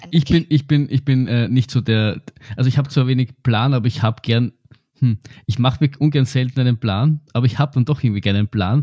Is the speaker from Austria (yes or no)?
yes; Austria; bei uns in Österreich